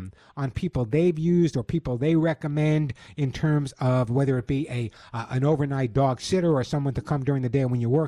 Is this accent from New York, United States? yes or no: yes; New York, United States; now in California, United States; this was my hometown, New York